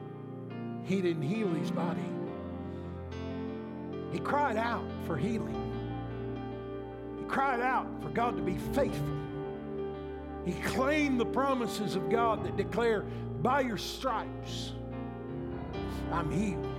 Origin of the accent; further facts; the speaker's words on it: Illinois, United States; we've talked about growing up in Illinois